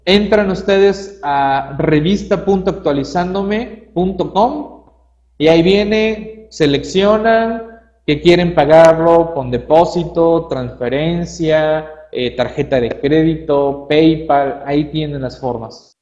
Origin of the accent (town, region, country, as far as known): Mexico